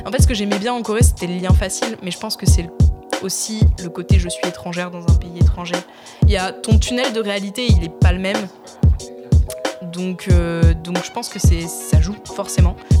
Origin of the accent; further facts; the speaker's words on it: Nice, Provence-Alpes-Côte d'Azur, France; je viens de Nice, donc t'as vu les ah racines